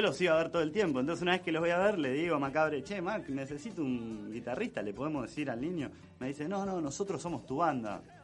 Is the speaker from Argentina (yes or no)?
yes; Berazategui, Buenos Aires Province, Argentina; yo soy de Verazategui